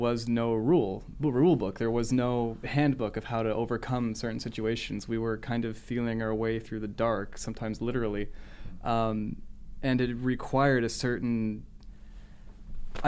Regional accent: San Francisco, California, United States; I'm from actually close to around here, San Francisco

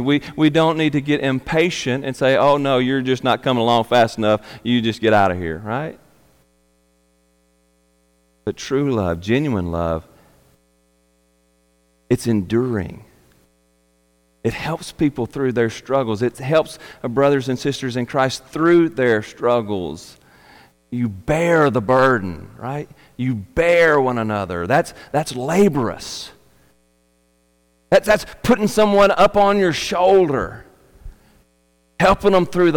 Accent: Arkansas, United States; I'm a redneck from Arkansas

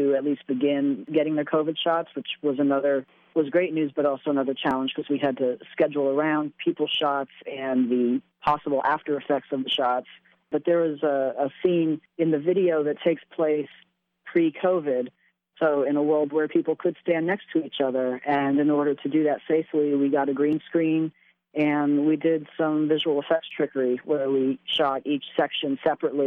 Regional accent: Bloomsburg, Pennsylvania, United States; moved away; I'm from Bloomsburg. I was born and raised here.

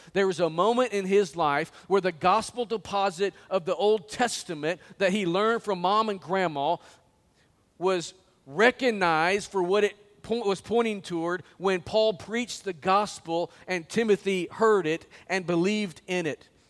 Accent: Springdale, Arkansas, United States; I went to the bank there in my hometown

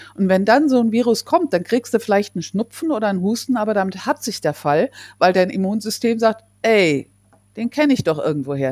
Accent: Germany; bei uns in Deutschland

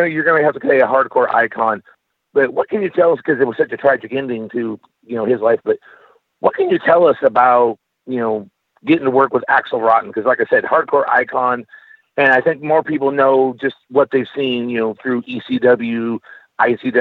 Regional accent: California, United States; I'm from California

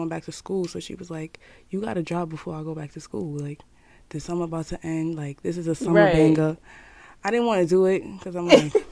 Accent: New York City, New York, United States; I'm from Brooklyn, New York, Marcy Houses

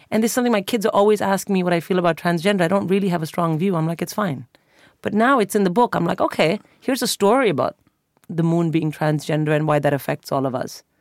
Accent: India; You know, I grew up in India

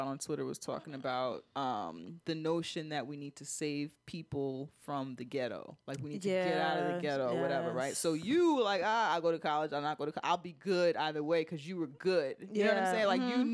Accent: New York City, New York, United States; I was different and from the Bronx

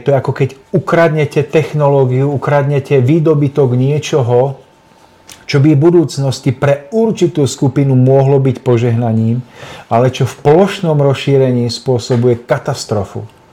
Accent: Nižná, Žilina Region, Slovakia; u nás v Nižnej na Orave

